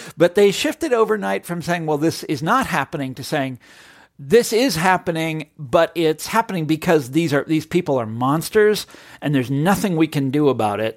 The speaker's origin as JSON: {"language": "English", "area": "Johnson County", "region": "Kansas", "country": "United States", "tie": "born or raised there", "said": "I grew up in Johnson County, Kansas"}